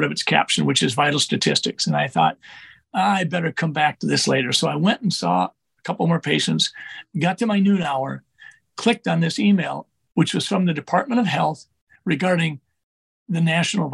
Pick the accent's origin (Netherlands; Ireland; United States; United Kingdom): United States; Sleepy Eye, Minnesota; I was a small boy growing up in Sleepy Eye, Minnesota